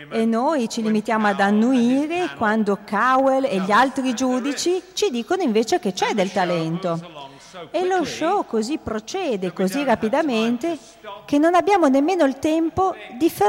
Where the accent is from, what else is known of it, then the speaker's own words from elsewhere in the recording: England, United Kingdom; Italian is a second language; Innanzitutto mi scuso perché sono inglese e come tutti gli inglesi sono molto pigro e non ho mai studiato altre lingue